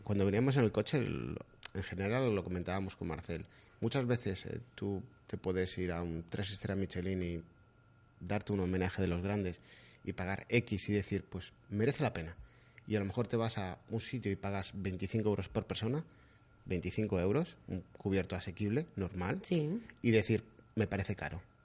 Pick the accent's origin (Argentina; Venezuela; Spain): Spain; Madrid, Community of Madrid; yo soy de Madrid